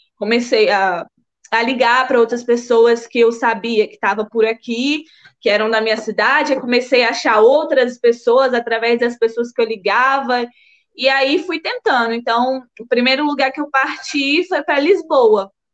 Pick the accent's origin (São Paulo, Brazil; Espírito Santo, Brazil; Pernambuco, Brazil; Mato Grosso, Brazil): Espírito Santo, Brazil; São Mateus; moved away as an adult; also born or lived in Bahia, Brazil / Aveiro, Portugal; now in Porto, Portugal; eu fui para São Mateus, Espírito Santo, quando eu tinha seis anos e passei a minha vida toda lá